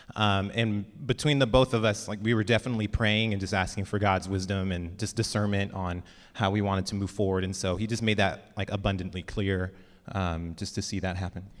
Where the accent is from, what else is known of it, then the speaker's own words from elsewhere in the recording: Lemoore, California, United States; I grew up in Lemoore